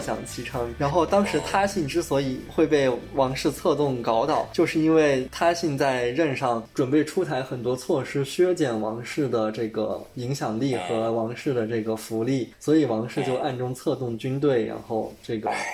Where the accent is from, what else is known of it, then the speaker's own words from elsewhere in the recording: Kunming, Yunnan, China; 我们的家乡昆明